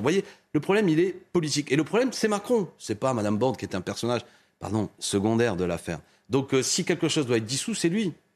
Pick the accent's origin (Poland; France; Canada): France; Béziers, Occitania; moved away; also born or lived in Seine-Saint-Denis; c'est ma ville natale, Béziers